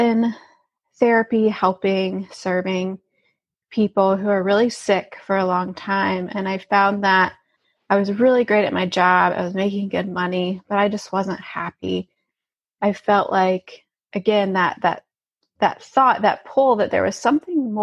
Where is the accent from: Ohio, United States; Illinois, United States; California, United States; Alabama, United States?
Alabama, United States; moved away as an adult; also born or lived in St. Louis; I grew up in Alabama, so I grew up in a very southern town